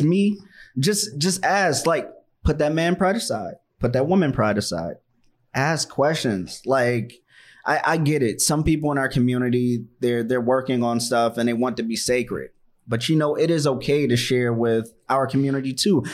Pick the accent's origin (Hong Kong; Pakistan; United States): United States; Washington, District of Columbia; moved away; I'm from Chocolate City, I'm from Washington, D C